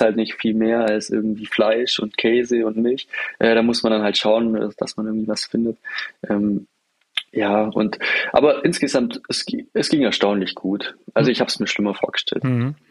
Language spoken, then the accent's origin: German; Germany; als, als Deutscher